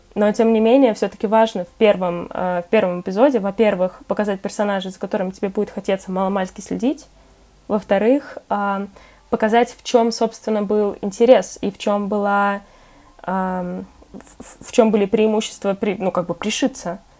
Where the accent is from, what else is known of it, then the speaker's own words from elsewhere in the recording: Moscow, Russia; я как москвичка